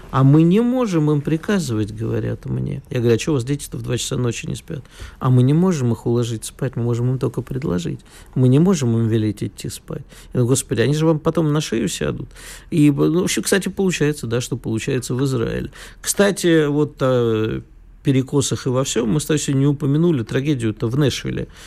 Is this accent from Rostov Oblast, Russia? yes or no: no; Moscow, Russia; Москва моя любовь, и как коренной москвич не могу ругать свою родину.